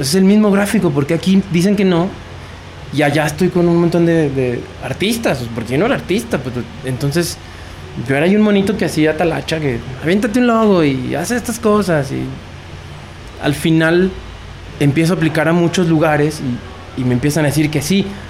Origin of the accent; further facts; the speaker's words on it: Mexico; De México.